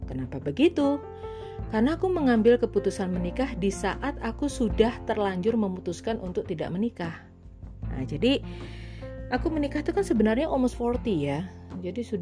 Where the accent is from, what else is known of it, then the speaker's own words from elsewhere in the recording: Semarang, Central Java, Indonesia; now in Surabaya, Indonesia; aku dari Semarang pindah ke Surabaya dan waktu itu belum bekerja.